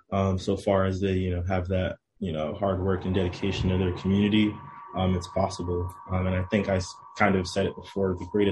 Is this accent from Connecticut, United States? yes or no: yes; New Haven, Connecticut, United States; also born or lived in Bronx, New York; So I was born in the Bronx. So I spent probably like the first 4 or 5-ish years of my life in the Bronx. Then I moved to New Haven for about a year